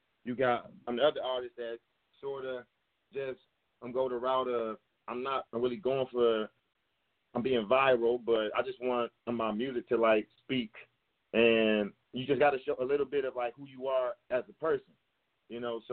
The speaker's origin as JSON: {"language": "English", "town": "Detroit", "region": "Michigan", "country": "United States", "said": "I'm from Detroit, and I make rap music"}